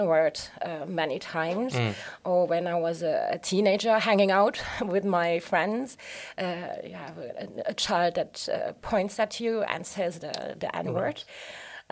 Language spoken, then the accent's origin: English; Grevenmacher, Luxembourg; Growing up in Grevenmacher is very nice